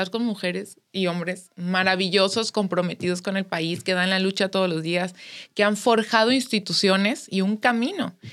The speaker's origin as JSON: {"language": "Spanish", "country": "Mexico", "said": "todos somos mexicanas, todos somos mexicanos"}